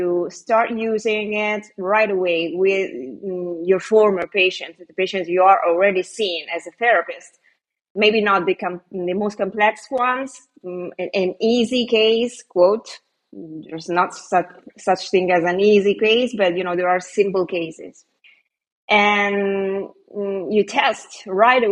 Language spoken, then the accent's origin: English; Italy; moved away as an adult; also born or lived in Canary Islands, Spain; I'm Italian. I live in Italy now, but I have lived 4 years in Spain, in one of the Canary Islands